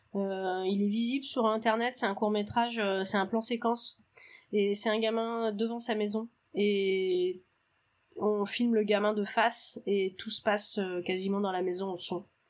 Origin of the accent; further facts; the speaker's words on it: Brittany, France; chez moi, dans le Morbihan